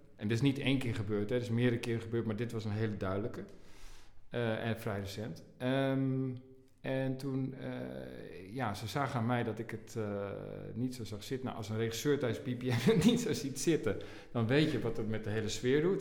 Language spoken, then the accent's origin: Dutch; Assen, Drenthe, Netherlands; also born or lived in Nijkerk; Ik ben geboren in Nijkerk, maar ik ben opgegroeid in Drenthe, in Assen.